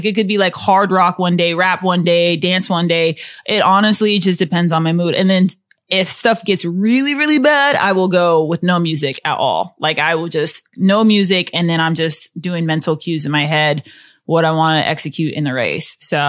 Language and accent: English; Iowa, United States; Since I'm from Iowa, I would get destroyed if I said anything but Drake relays.